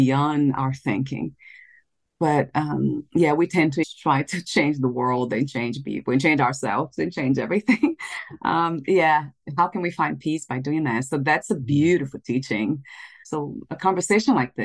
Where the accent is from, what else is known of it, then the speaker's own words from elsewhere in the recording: Brazil; I was born in Brazil